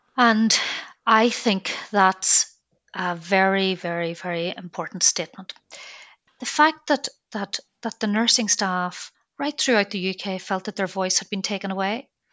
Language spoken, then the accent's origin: English; Belfast, Northern Ireland, United Kingdom; moved away; I'm from Belfast